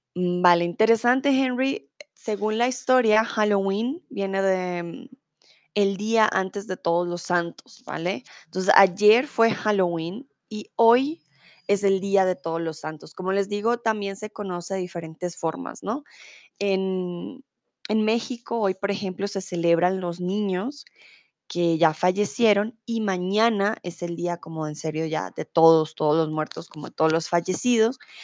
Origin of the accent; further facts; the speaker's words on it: Colombia; now in Germany; soy de Colombia